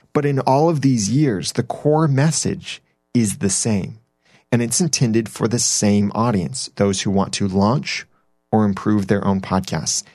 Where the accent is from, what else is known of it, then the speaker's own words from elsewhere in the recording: Southern California, United States; moved away; I grew up in Southern California, so I call it soda, and everyone around me calls it pop